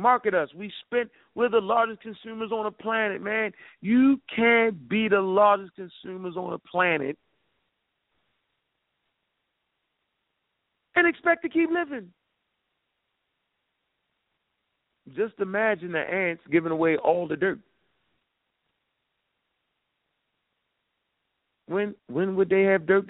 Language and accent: English; Baltimore, Maryland, United States; I'm from Baltimore